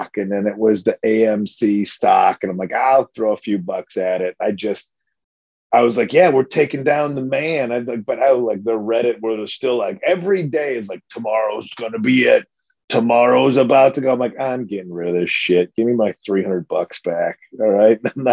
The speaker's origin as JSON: {"language": "English", "town": "Addison", "region": "Illinois", "country": "United States", "tie": "born or raised there", "said": "my hometown of Addison, Illinois"}